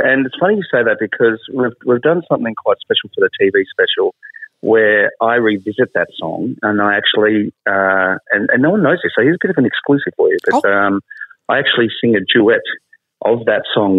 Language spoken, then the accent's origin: English; Dimboola, Victoria, Australia; Oh, yeah, absolutely. Well, my dad was a market gardener too.